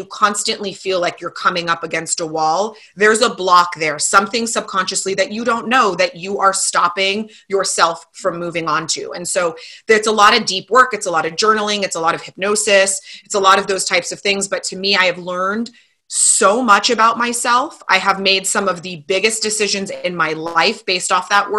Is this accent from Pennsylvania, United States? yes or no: no; Calabasas, California, United States; I grew up in Calabasas.